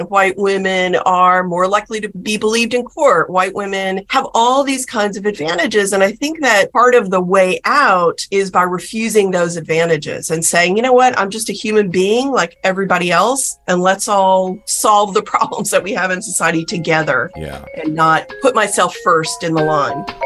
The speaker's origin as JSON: {"language": "English", "region": "South Texas", "country": "United States", "tie": "born or raised there", "said": "When I was growing up in South Texas"}